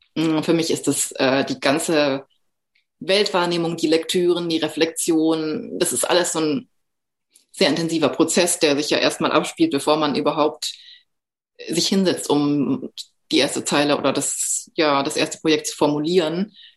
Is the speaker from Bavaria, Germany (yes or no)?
no; Southern Black Forest, Baden-Württemberg, Germany; moved away; Ich bin im Südschwarzwald aufgewachsen